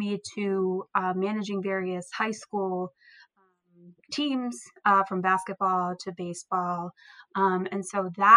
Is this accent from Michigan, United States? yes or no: no; Vineland, New Jersey, United States; am from Vineland, New Jersey